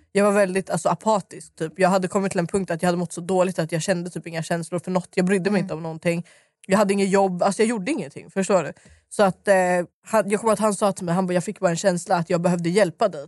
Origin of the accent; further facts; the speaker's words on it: Stockholm, Stockholm County, Sweden; jag är uppväxt i Dalen och Skarpnäck.